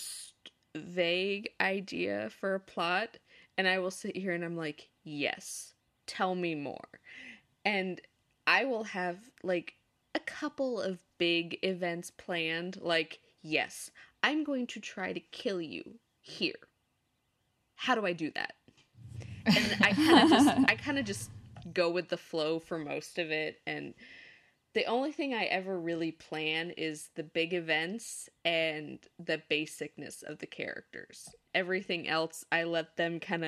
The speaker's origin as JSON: {"language": "English", "region": "Southern California", "country": "United States", "tie": "born or raised there", "moved": "yes", "said": "I grew up in Southern California"}